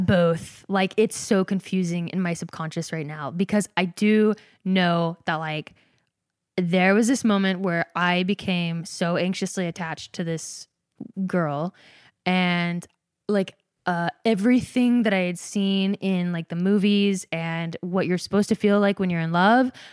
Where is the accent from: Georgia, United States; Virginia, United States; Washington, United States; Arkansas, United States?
Georgia, United States; moved away; also born or lived in Provo, Utah; I grew up Mormon in Georgia